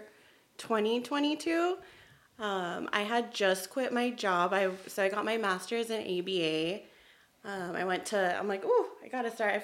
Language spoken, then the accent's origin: English; Mexico; born there; moved away; also born or lived in Arizona / Tennessee / California; Hi, everyone. … I was born in Mexico, but I've lived in different places. So I've lived in Arizona, in Tennessee, and California.